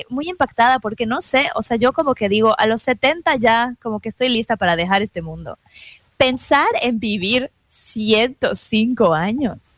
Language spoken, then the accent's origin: Spanish; Mexico; now in New York, United States; como mexicanos